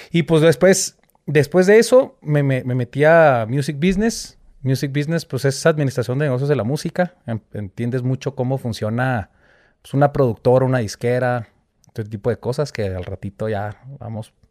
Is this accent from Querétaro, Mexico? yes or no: no; Chihuahua, Mexico; moved away; also born or lived in Mexico City / Orlando / Miami; ahí crecí en Chihuahua y luego después me fui a la Ciudad de México. Me vine a la Ciudad de México, estuve ahí desde el 2000 hasta el 2007. Me voy a Orlando a estudiar.